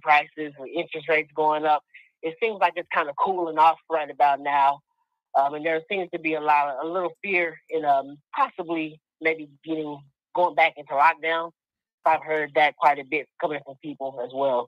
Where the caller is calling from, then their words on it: Texas, United States; I'm calling from Texas.